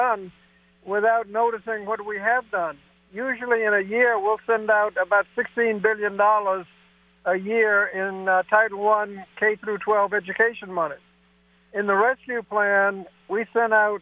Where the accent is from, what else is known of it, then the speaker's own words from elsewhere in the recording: Hampton, Virginia, United States; my hometown in Hampton, Virginia